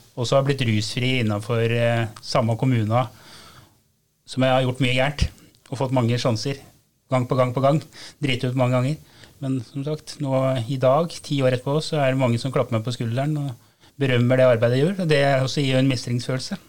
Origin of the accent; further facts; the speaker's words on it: Gol, Buskerud, Norway; Og jeg vokste opp på Gol, som uh, lite tettsted som alle visste hvem alle var